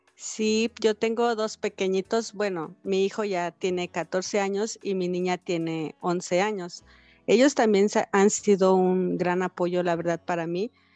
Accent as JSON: {"language": "Spanish", "town": "Cuernavaca", "region": "Morelos", "country": "Mexico", "tie": "born or raised there", "said": "yo nací en Cuernavaca, Morelos, un 16 de junio del 85"}